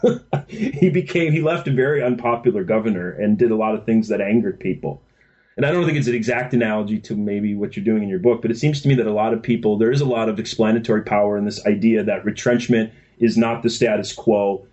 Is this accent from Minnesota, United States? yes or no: yes; Minnesota, United States; I grew up in Minnesota